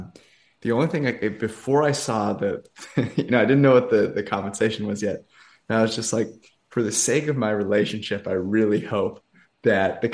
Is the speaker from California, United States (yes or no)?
yes; Bay Area, California, United States; I'm from the Bay Area